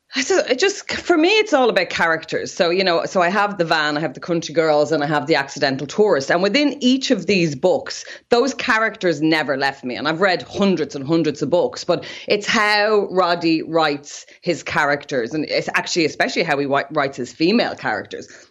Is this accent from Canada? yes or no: no; Dublin, Leinster, Ireland; I'm from Dublin as well, and my granny was from Ringsend